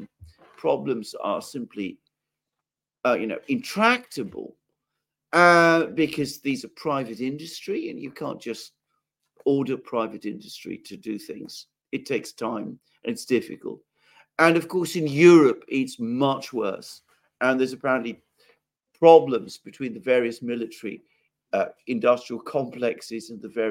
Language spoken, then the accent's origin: English; United Kingdom; I'm British and I live in Britain